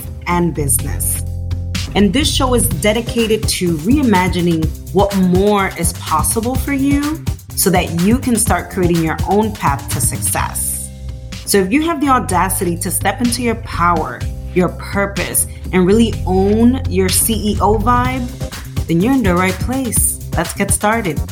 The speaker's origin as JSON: {"language": "English", "country": "Dominican Republic", "moved": "yes", "lives_now": "New York, United States", "said": "I'm in New York, but I hate winter because I'm originally from Dominican Republic"}